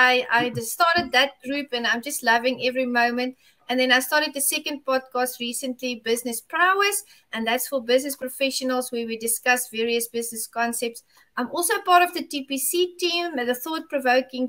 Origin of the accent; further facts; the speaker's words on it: South Africa; from South Africa